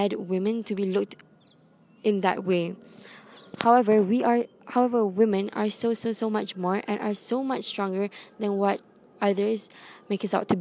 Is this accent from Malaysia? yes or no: yes; Malaysia; I come from Malaysia